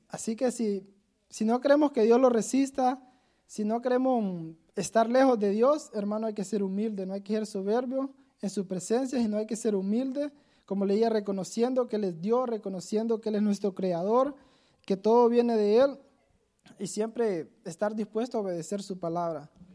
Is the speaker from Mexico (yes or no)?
no; Honduras; moved away as an adult; yo me vine de Honduras